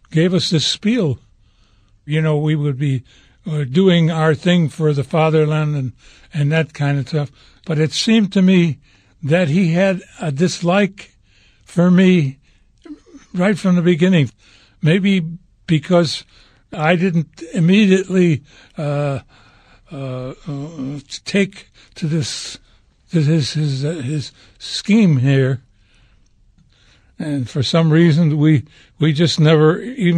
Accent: Chicago, Illinois, United States; moved away; also born or lived in Stettin; we grew up in Chicago

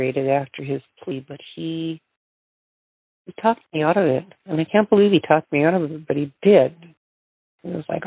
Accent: Belcourt, North Dakota, United States; Grew up on the Turtle Mountain Indian Reservation, Belfort, North Dakota

